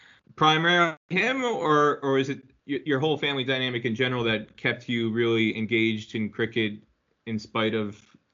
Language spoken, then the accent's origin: English; Kinnelon, New Jersey, United States; I grew up in Kinnon, and I think you're probably one of the few people I know who would actually know where Kinnon is, because Kinnon is in the sticks.